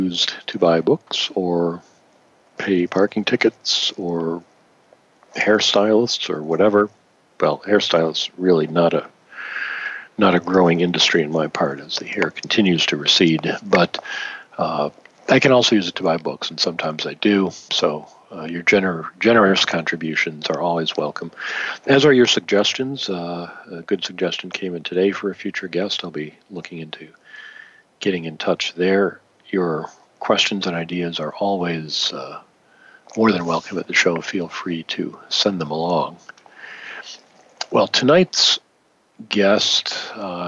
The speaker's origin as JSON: {"language": "English", "region": "Michigan", "country": "United States", "tie": "born or raised there", "said": "I grew up in Michigan"}